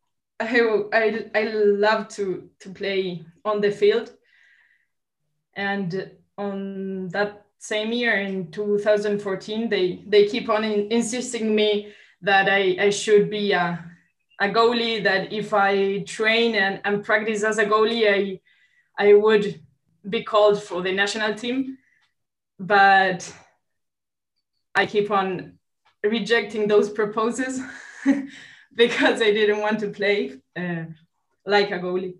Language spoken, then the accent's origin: English; Montevideo, Uruguay; from Montevideo, Uruguay